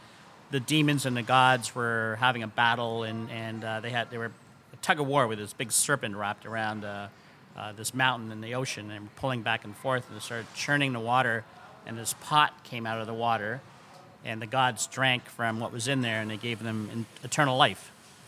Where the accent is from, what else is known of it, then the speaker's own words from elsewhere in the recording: Canada; now in United States; Yeah, so I grew up in Canada